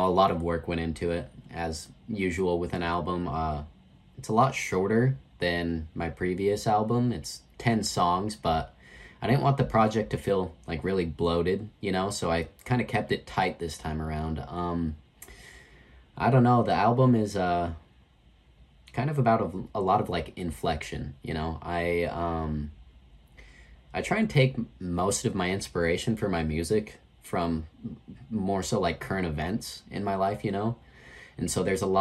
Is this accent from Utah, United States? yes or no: yes; Grantsville, Utah, United States; also born or lived in West Valley City, Utah; now in St. George, United States; I was born in West Valley and moved to Tooele County at a young age